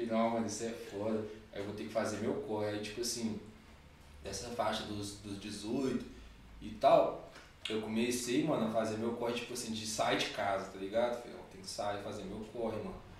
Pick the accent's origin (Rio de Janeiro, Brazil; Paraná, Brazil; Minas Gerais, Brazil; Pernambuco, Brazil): Minas Gerais, Brazil; Belo Horizonte; moved away as an adult; now in São Paulo, Brazil; Eu sou de BH mesmo